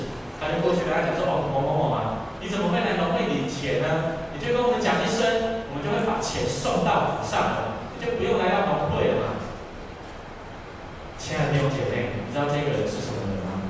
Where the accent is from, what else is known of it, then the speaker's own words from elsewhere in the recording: southern Taiwan, Taiwan; 我是南部人哈，